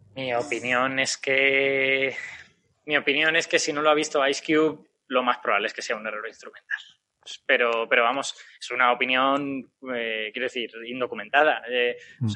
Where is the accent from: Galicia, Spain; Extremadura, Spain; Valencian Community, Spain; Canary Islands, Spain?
Valencian Community, Spain; Castellón de la Plana; yo soy de Castellón